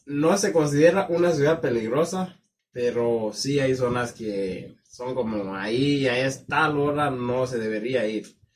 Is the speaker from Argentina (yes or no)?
no; Kenya; moved away; yo provengo del condado que se llama Callado y es el, es el más rico del país.